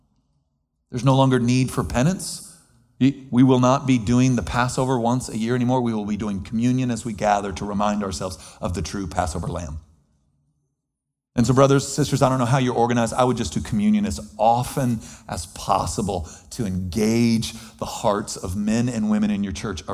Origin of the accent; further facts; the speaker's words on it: United States; as an American